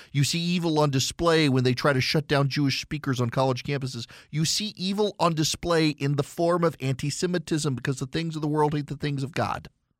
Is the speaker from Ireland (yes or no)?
no; Dubai, United Arab Emirates; when I was a kid, my favorite cartoon growing up in Dubai was Danger Mouse.